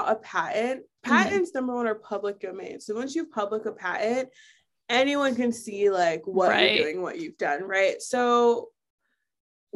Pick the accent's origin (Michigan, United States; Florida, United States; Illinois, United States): Florida, United States; South; moved away as an adult; now in Brooklyn, United States; I grew up in Florida